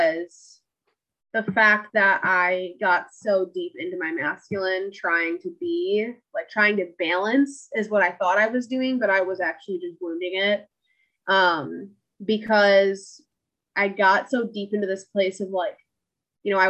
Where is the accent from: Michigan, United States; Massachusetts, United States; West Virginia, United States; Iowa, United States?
Michigan, United States; I'm from Michigan.